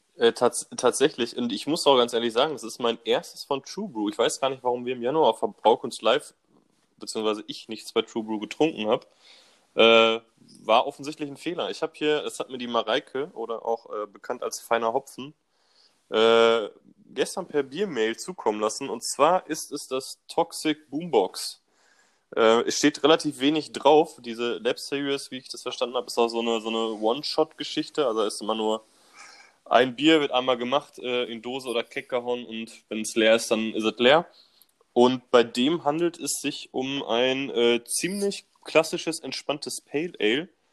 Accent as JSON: {"language": "German", "town": "Bochum", "region": "North Rhine-Westphalia", "country": "Germany", "said": "Im äh, tiefsten Ruhrpott in Bochum, wo ich herkomme"}